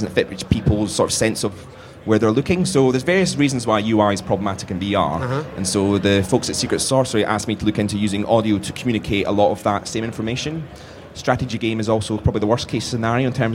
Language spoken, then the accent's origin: English; United Kingdom; I'm too British